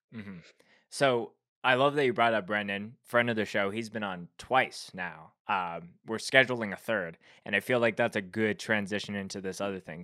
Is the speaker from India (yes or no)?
no; Canada; being a Canadian